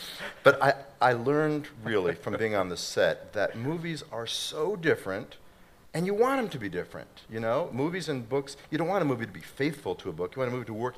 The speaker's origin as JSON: {"language": "English", "town": "Boston", "region": "Massachusetts", "country": "United States", "said": "I'm from Boston."}